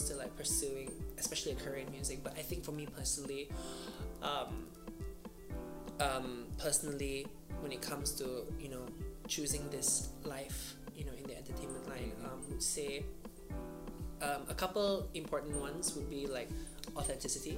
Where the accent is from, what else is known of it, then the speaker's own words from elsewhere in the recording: Miri, Sarawak, Malaysia; moved away as an adult; now in Kuala Lumpur, Malaysia; I'm originally from Miri, Sarawak, from Borneo. I moved here about 3 years ago